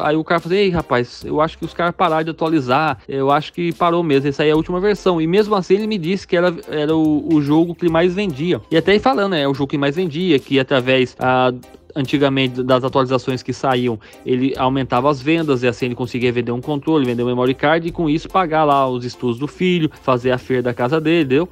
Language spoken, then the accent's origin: Portuguese; Mogi Mirim, São Paulo, Brazil; moved away; also born or lived in Paraíba